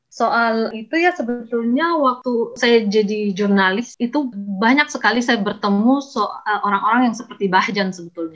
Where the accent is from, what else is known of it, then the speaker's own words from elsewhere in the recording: Majene, West Sulawesi, Indonesia; moved away; also born or lived in Makassar; saya lahir dan besar di Majene